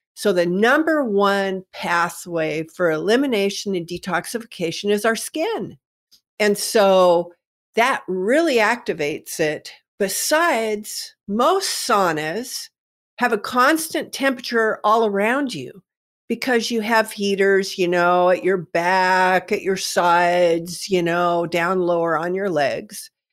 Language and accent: English; Kennewick, Washington, United States; I'm from Kennewick, Washington, and of course we have the Hanford Reservation here